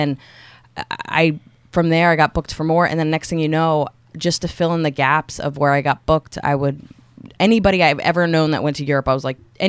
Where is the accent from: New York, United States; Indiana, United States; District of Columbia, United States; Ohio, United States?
New York, United States; New York City; I'm pretty much a New Yorker